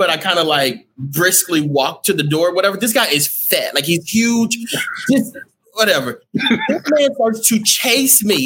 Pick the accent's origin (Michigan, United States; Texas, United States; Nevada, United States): Texas, United States; I'm from Texas